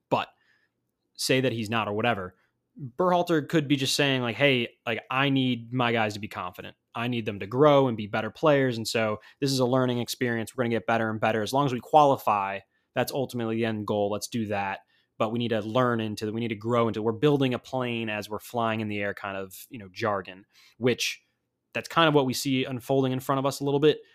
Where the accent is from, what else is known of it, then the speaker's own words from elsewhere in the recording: United States; as an American